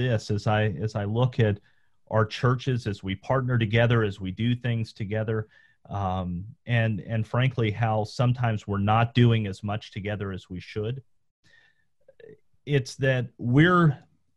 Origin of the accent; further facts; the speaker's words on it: Southern Appalachia, Northeast Georgia, United States; I grew up in Northeast Georgia in the mountains of Southern Appalachia